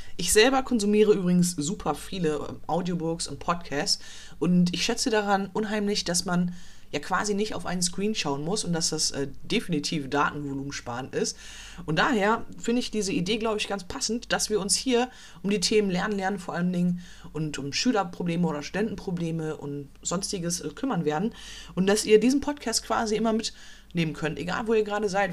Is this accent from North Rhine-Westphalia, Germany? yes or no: yes; Dortmund, North Rhine-Westphalia, Germany; ich komme aus Dortmund